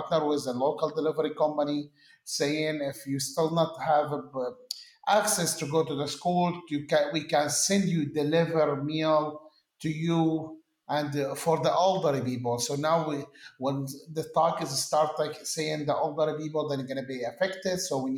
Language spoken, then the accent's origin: English; Syria; As you know, I come from Syria